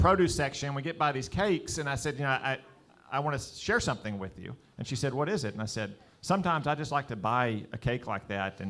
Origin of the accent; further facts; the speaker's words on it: the South, United States; But since I'm from the South, it has to be bourbon.